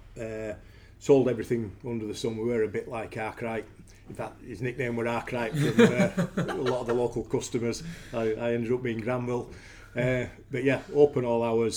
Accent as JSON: {"language": "English", "town": "Huddersfield", "region": "Yorkshire and the Humber", "country": "United Kingdom", "tie": "born or raised there", "also_born_or_lived": "Elland", "said": "Born in Huddersfield, always been a Huddersfield lad, still live in Huddersfield"}